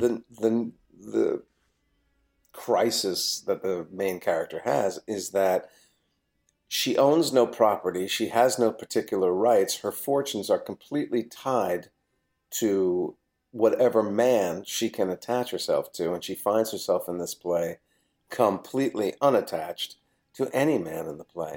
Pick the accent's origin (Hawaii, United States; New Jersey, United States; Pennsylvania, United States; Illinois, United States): New Jersey, United States; I, I grew up in New Jersey.